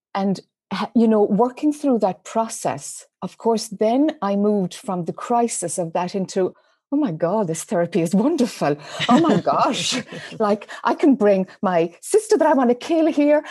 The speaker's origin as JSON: {"language": "English", "country": "Ireland", "tie": "born or raised there", "accent": "Irish", "moved": "as an adult", "lives_now": "United States", "said": "as one might be able to detect from my Irish accent, mm. I spent most of my life in Ireland until I was in my mid 30s."}